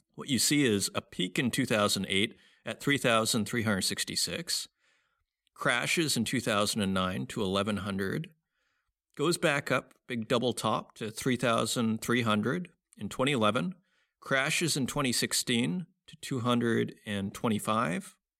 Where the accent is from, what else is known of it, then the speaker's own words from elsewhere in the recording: Saskatoon, Saskatchewan, Canada; based in Saskatoon, Saskatchewan, my hometown